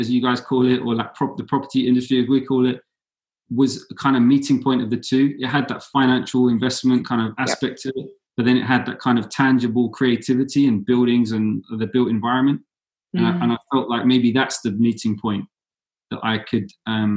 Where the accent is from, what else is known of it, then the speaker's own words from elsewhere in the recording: London, United Kingdom; I went into university studying in London in my hometown